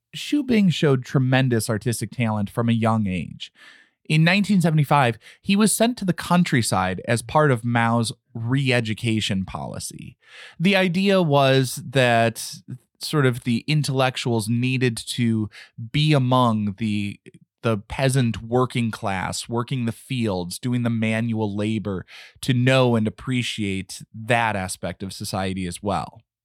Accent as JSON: {"language": "English", "country": "United States", "said": "As an American, barely fluent in just one language"}